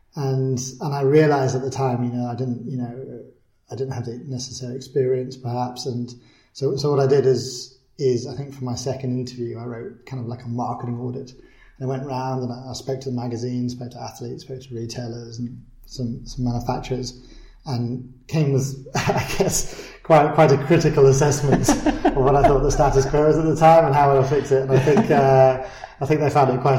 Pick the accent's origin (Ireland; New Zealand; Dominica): Ireland; Oysterhaven, Munster; also born or lived in United Kingdom; I was born in the UK, and when I was 3 months old, I moved to Ireland. And I grew up in on the southwest coast